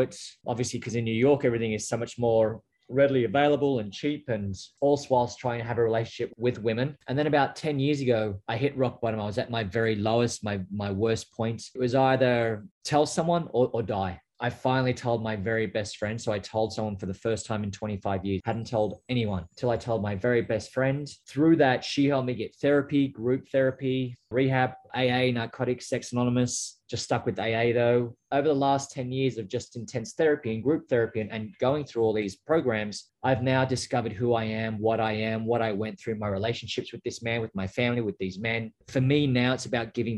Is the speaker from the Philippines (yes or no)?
no; Australia; moved away as an adult; now in United States; I grew up in a small little town just outside of Canberra